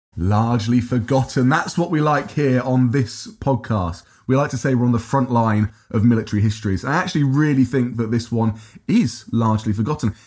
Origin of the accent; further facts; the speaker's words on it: Peterborough, East of England, United Kingdom; I'm from Peterborough originally.